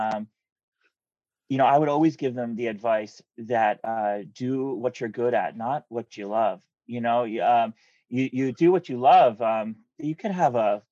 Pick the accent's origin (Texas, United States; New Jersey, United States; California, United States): New Jersey, United States; I grew up in New Jersey where it's like super, suburban